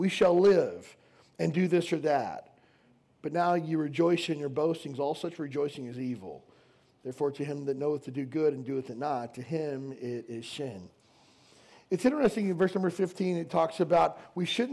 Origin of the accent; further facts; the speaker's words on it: Kentucky, United States; where I grew up in Kentucky